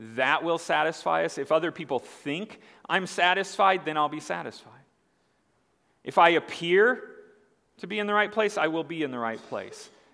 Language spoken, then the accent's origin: English; Indiana, United States; moved away; I'm from Indiana. I call it pop. I moved here and I found out people here don't call it pop